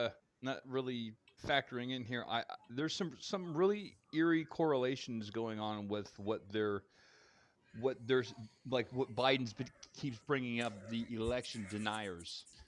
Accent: Tampa, Florida, United States; now in Elkton, United States; I'm born and raised in Tampa Bay.

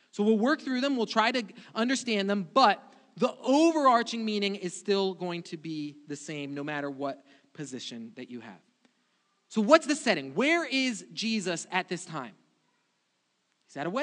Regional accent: Brazil; moved away; I grew up in Brazil, and weddings for me were a completely different thing.

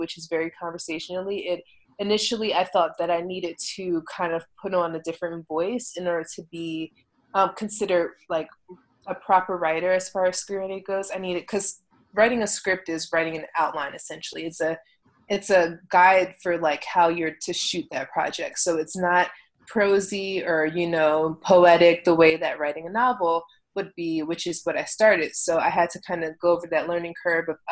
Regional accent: Philadelphia, Pennsylvania, United States; accent: East Coast; now in Los Angeles, United States; I never recognized how East Coast I sound until people stop me in mid-sentence and say, wait, where are you from? I'm like, oh, Philly

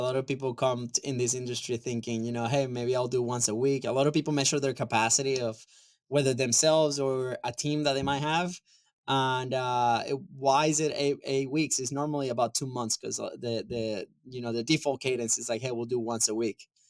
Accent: Venezuela; moved away; I'm from Venezuela originally

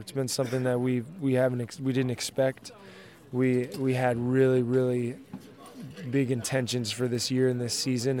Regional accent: El Dorado Hills, California, United States; moved away; it's my hometown

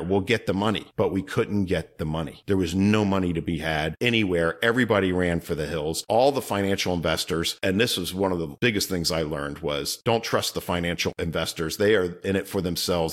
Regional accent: Northern Virginia, United States; moved away as an adult; also born or lived in Baltimore area / California; I was from Northern Virginia

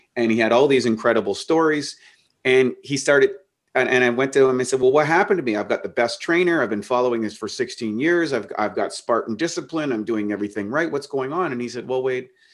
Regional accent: Canada; life was relatively normal kid growing up in Canada till I was fifteen

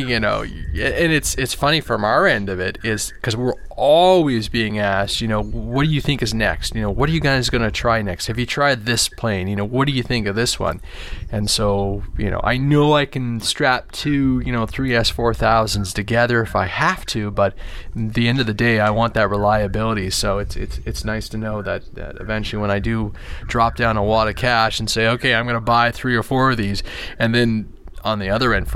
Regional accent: Canada; being Canadian

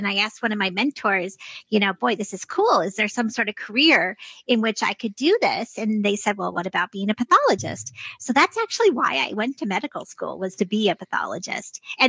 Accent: Vermont, United States; born there; also born or lived in upstate New York; I was born in Vermont and then lived in upstate New York, went back to Vermont for medical school.

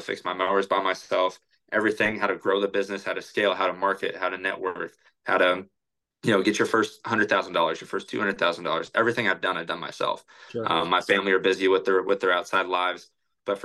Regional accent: Oregon, United States; born there; citizen, and I was born in Oregon too, and my dad's from Canada, so

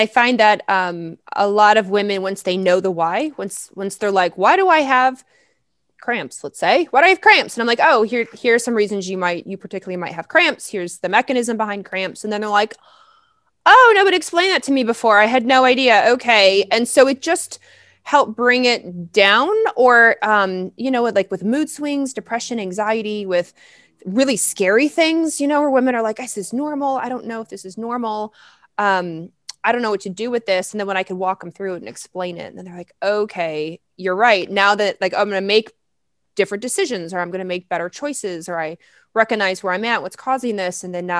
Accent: the South, United States; And I grew up in the South.

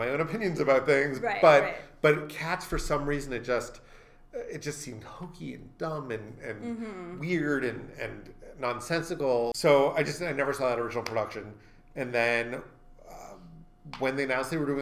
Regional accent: Stoughton, Massachusetts, United States; my library growing up in Stoughton, Massachusetts

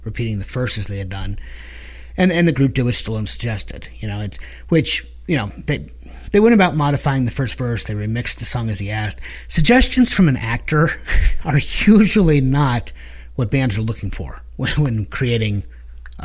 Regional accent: Canton, Ohio, United States; we are from the Akron Canton area, Northeast Ohio, and we are proud Bulldog graduates

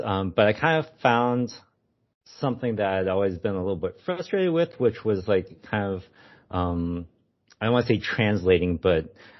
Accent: Germany; My ancestors are from China. And so growing up in Germany, like it was like this very unique experience that I hadn't really seen in literature before.

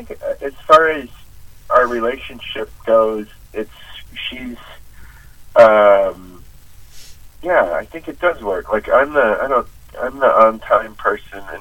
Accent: Western Wisconsin, United States; I grew up in Western Wisconsin

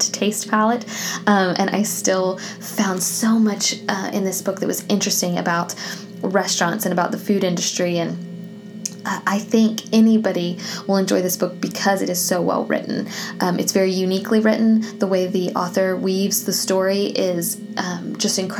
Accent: the South, United States; as a Southerner

